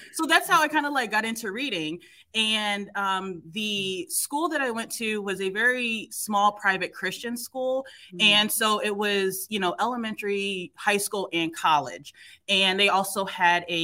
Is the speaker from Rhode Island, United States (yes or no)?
no; Ohio, United States; moved away as an adult; also born or lived in Springfield, Massachusetts; now in Boston, United States; I'm in Boston. I'm originally from Ohio, but I ended up going to undergrad in Springfield, Mass.